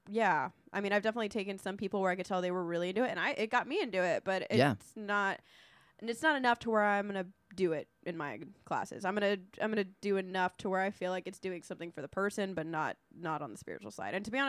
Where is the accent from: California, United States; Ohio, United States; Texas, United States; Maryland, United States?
Texas, United States; Corpus Christi; Yeah, you know, I was from Corpus, dude.